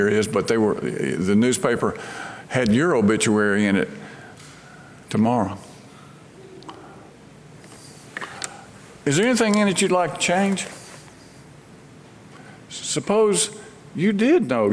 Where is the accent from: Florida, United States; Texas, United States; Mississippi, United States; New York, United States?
Mississippi, United States; Brandon; moved away as an adult; now in Memphis, United States; my hometown in Brandon, Mississippi